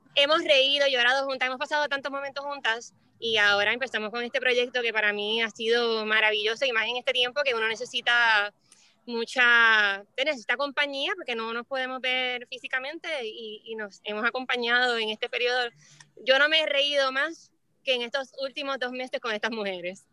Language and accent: Spanish; Puerto Rico; yo nací y, me crié toda la vida en Puerto Rico.